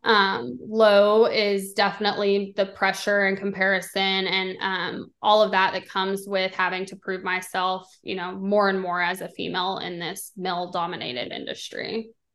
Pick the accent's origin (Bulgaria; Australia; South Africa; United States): United States; Texas; I'm originally from Texas, so I grew up, you know, having tickets.